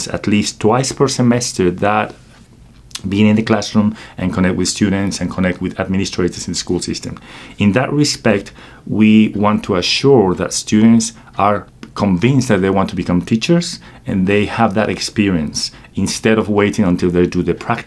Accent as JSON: {"language": "English", "region": "Querétaro", "country": "Mexico", "tie": "born or raised there", "moved": "as an adult", "lives_now": "United States", "said": "I was born and raised in Mexico, in a place called Querétaro, Central Mexico, and I came to the United States in 2006"}